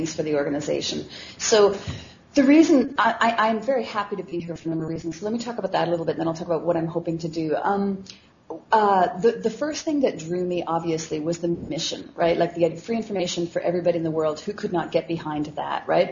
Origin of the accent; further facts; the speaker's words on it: Canada; I am Canadian